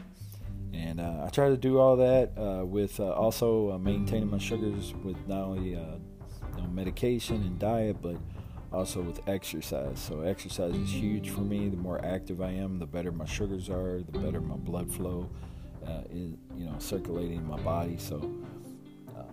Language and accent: English; Louisville, Kentucky, United States; also born or lived in Texas; now in near San Antonio, United States; I was born and raised in Louisville, Kentucky.